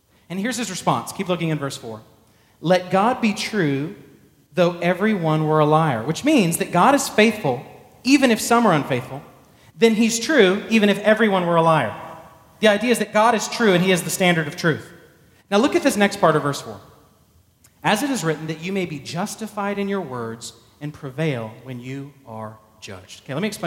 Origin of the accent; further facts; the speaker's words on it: Texas, United States; also born or lived in Arlington, Texas; I was born in Texas